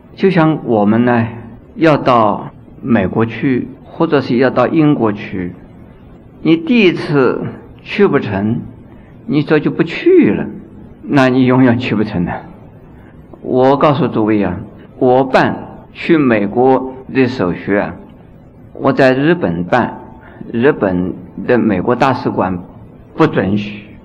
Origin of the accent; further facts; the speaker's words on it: China; 我们中国人呢，修行佛法呢，所以念佛法门，念到一心不乱